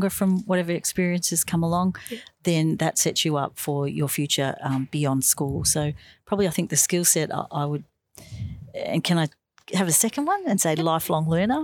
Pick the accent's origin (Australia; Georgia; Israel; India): Australia; Bonbeach, Victoria; at home where I grew up in Bomb Beach. That's down near Frankston.